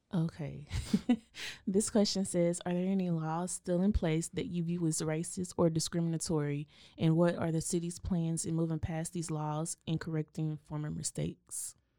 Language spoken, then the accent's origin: English; Waco, Texas, United States; I grew up in East Waco across the tracks